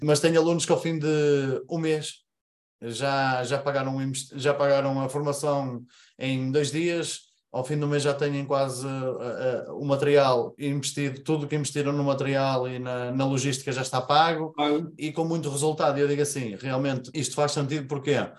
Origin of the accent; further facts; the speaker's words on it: Paredes, North, Portugal; Eu sou aqui de Paredes, zona norte do país, Porto, uh, cerca de 20 km do Porto